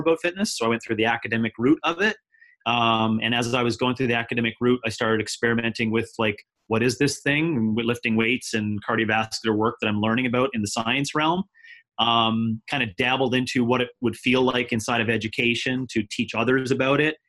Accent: Canada; moved away as an adult; now in United States; I'm now been living in the United States for 7 years. I am a Canadian and I've been living down here with my family.

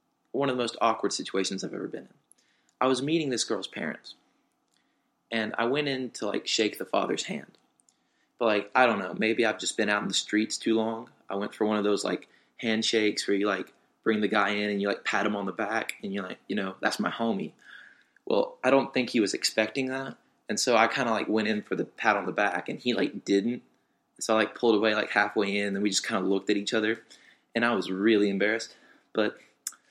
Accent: Ripley, Mississippi, United States; also born or lived in Tupelo, Mississippi; I grew up in Ripley, Mississippi. Spent most of my life there

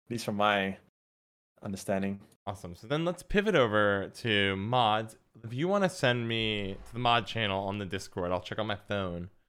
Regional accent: United States; As an American

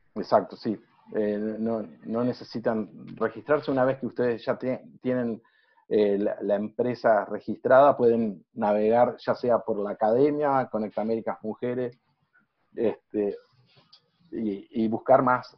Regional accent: Uruguay; soy uruguayo

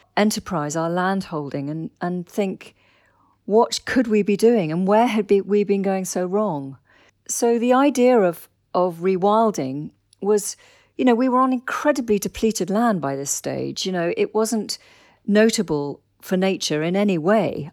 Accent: Dorset, South West England, United Kingdom; I grew up in Dorset

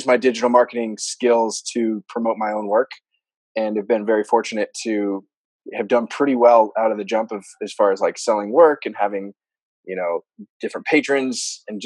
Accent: Bay Area, California, United States; I grew up here in the Bay Area, born and raised

